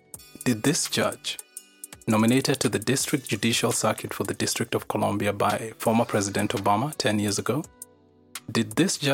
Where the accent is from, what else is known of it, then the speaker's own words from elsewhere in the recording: Kenya; I was born and raised in Kenya